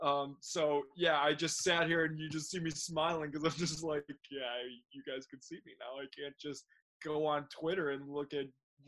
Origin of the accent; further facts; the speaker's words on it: Chicago, Illinois, United States; growing up in Chicago.